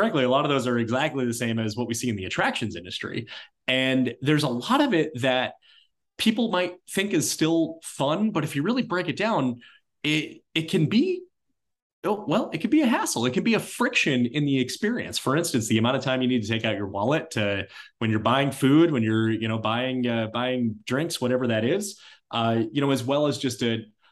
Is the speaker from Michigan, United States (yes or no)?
yes; Detroit, Michigan, United States; moved away as an adult; now in Chicago, United States; since I was a little kid growing up in Detroit as a Tigers fan